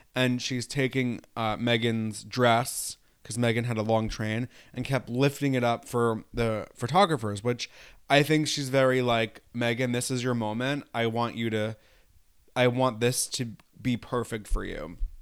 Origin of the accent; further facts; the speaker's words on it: New York, United States; I'm from New York State